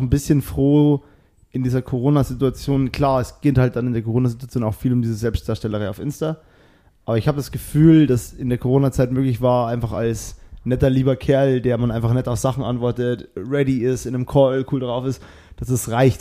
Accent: Bavaria, Germany; also born or lived in Cologne; now in Berlin, Germany; Ich bin eigentlich aus Bayern

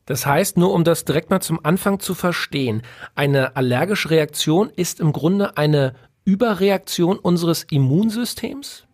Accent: Berlin, Germany; Ich bin ein Junge aus der Großstadt geboren in Berlin.

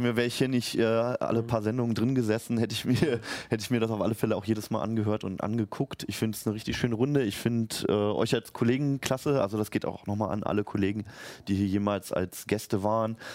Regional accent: Berlin, Germany; moved away as an adult; now in Hanover, Germany; Ich werde nämlich in meine Heimat Berlin zurückgehen nach acht Jahren Hannover

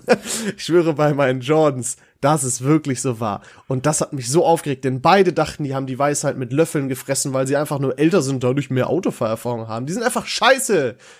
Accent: Dorsten, North Rhine-Westphalia, Germany; in meiner Heimat in Dorsten

